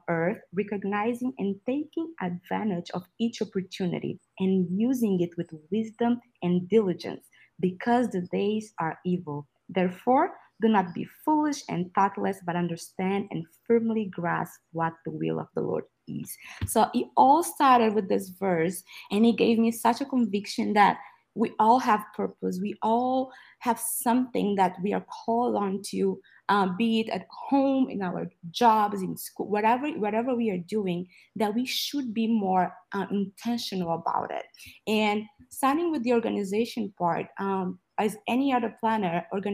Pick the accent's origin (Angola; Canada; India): Angola; now in Texas, United States; I am speaking right now from Texas, but I'm originally from Angola, a country in Southwest Africa.